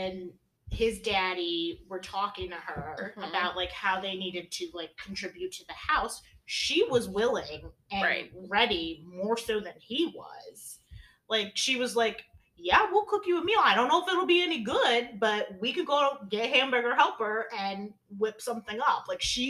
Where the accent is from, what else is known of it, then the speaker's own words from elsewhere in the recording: United States; And I'm an American.